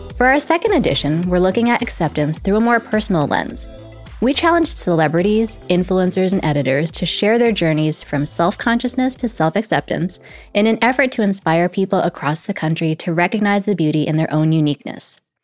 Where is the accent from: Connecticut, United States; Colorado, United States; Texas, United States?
Connecticut, United States; I grew up mostly in Connecticut in a town that was completely not diverse.